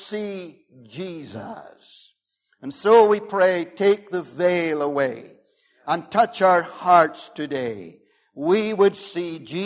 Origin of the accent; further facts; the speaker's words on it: Omagh, Northern Ireland, United Kingdom; I grew up in the Wild West between Omagh and Newton Stewart.